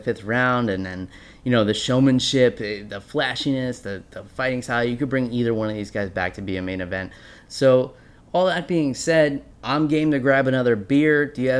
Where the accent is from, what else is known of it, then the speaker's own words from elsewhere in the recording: New York, United States; you and I both are born and raised in New York